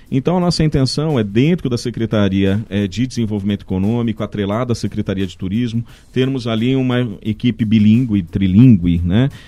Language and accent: Portuguese; São Paulo, Brazil; Então, como eu sou de São Paulo, eu uhum. vejo muita gente sai, se deslocando de São Paulo até Valinhos